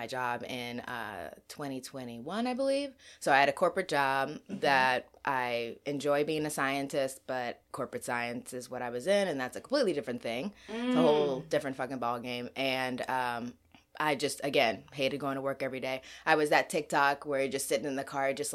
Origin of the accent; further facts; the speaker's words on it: Kenya; moved away; I'm also from Kenya